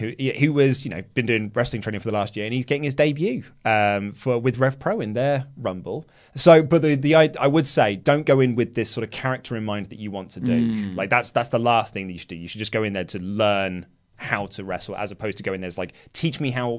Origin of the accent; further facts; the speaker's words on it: Glasgow, Scotland, United Kingdom; As I'm from Glasgow, I had the opportunity of meeting the man with the sexy body, Drew McIntyre.